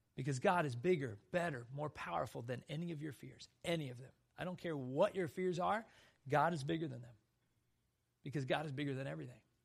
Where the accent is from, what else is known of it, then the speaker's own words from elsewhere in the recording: South Dakota, United States; I grew up in South Dakota where black widows were everywhere